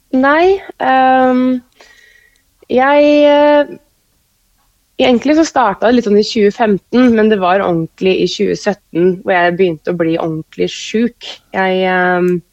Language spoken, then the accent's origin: Norwegian; Kløfta, Akershus, Norway; moved away as an adult; also born or lived in Oslo; now in Oppdal, Norway; jeg har egentlig vokst opp eh, som sånn barneskole, ungdomsskoleår på, på Kløfta